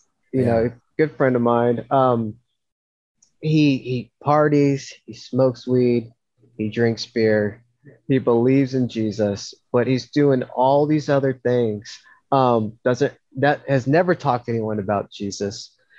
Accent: the South, United States; especially in the South, especially where I grew up in the Bible Belt and everything, everyone believes in God

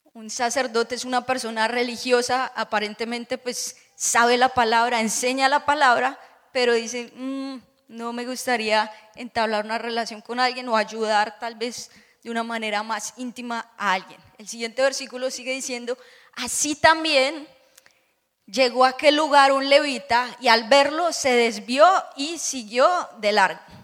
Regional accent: Bogotá, Colombia; now in Orlando, United States; era hija de pastor, mi papá eh, tenía una iglesia muy grande, o tiene, en Bogotá

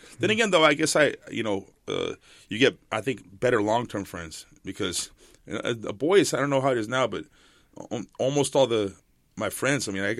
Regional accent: San Diego, California, United States; I was born in Camp Pendleton here, you know, very close to San Diego. And moved around the world with my dad. I came back for high school to San Diego. So I was born here, and I went to high school here. So I guess I'm from here.

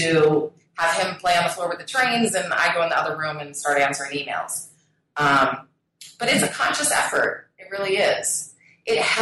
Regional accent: Colorado, United States; I grew up in Colorado, and it tends to be a very health-conscious state

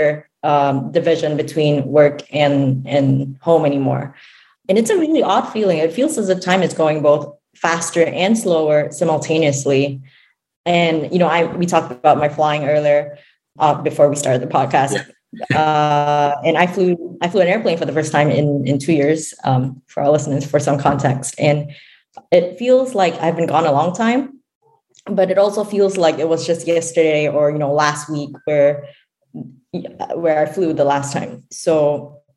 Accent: Singapore; now in United States; I grew up in Singapore, where it's a tropical country.

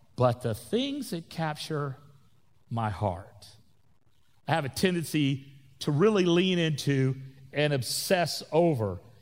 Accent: Florida Panhandle, United States; I grew up in the South, in Florida. That is the South, especially the Panhandle of Florida, or you can call it L A, Lower Alabama. That's where, where I grew up

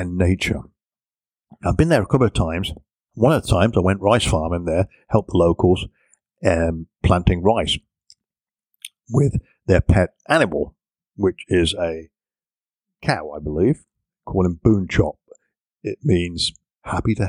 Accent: England, United Kingdom; me being an Englishman

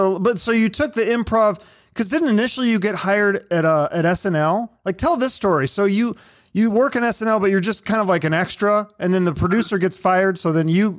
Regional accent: Seattle, Washington, United States; I grew up in Seattle. And so our neighborhoods were just like I lived next to Jewish people and Iranian and just regular, you know, just a mix.

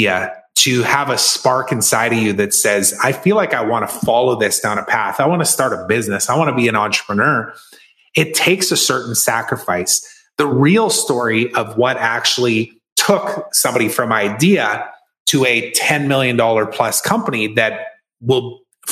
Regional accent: Saskatchewan, Canada; my hometown of Saskatoon, Saskatchewan

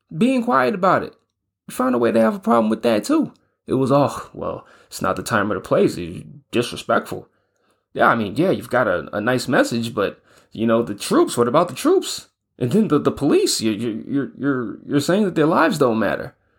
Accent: New York, United States; now in Spain; I'm from New York. I got a lot of family and friends out there

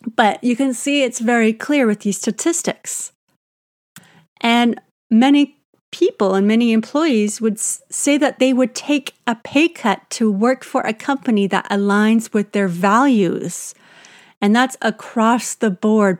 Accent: Canada; I'm Canadian

